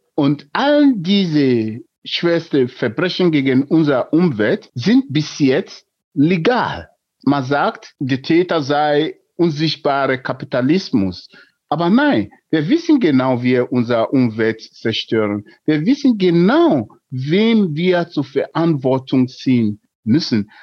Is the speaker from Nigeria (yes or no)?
yes; Nigeria; German is a second language; moved away as an adult; now in Germany; Ich bin in Nigeria geboren und vor mehr als drei Jahrzehnten nach Deutschland geflüchtet